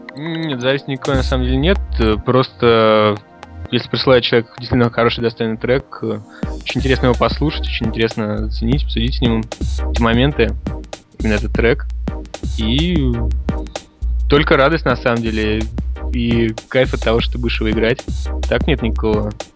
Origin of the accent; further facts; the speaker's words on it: Saint Petersburg, Russia; Я живу, родился в Питере